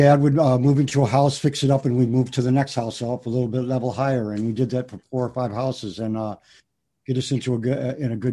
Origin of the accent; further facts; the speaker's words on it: Detroit, Michigan, United States; I went to school on the east side, a few different schools, Jackson Junior High, Finney High School